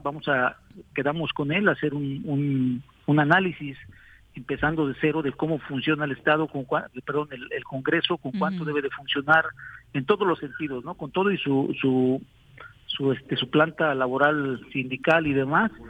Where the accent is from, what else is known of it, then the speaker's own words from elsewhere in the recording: San Carlos, Morelos, Mexico; nuestro pueblo, de mi pueblo, de San Carlos. Ahí vivo a 100 metros de distancia